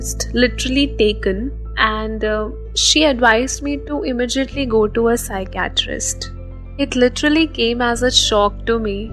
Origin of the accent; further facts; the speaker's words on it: Haryana, India; moved away as an adult; now in Delhi, India; I'm basically from Haryana, but it's been 6 years that I'm living in Delhi for my education